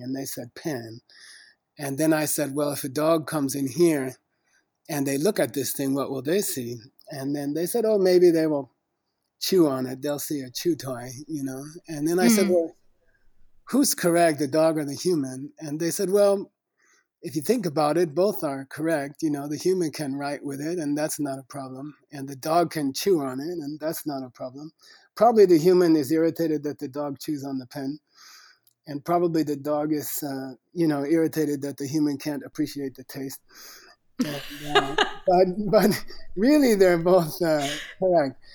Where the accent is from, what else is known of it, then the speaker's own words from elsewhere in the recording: United States; I was born in the United States, uh, not not a very rich family in a small small city